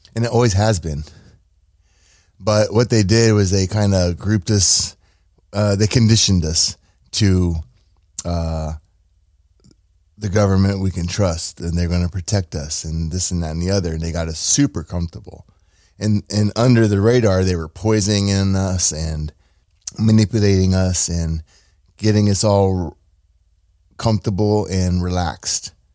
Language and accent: English; United States; I'm an American citizen